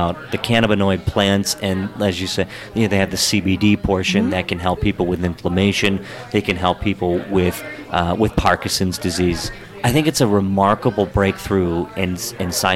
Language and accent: English; Hagerstown, Maryland, United States; I grew up in Hagerstown, and Western Maryland is important to me